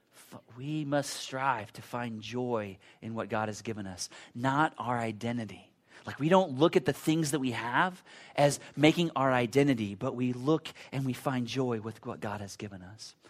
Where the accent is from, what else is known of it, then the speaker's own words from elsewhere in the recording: United States; I'm a Christian American that has grown up in the same culture that you've grown up